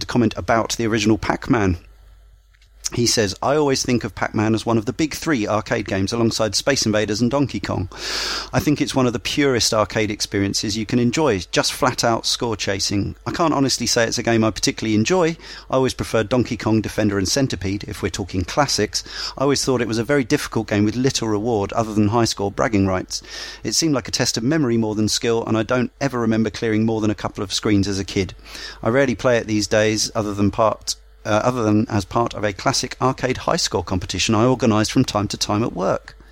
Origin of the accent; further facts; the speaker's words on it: Brighton, South East England, United Kingdom; I grew up in Brighton where we had virtually every arcade game